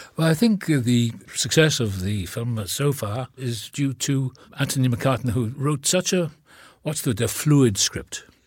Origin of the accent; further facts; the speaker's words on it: Wales, United Kingdom; accent: Welsh; moved away; I was born in the same town as Richard Burton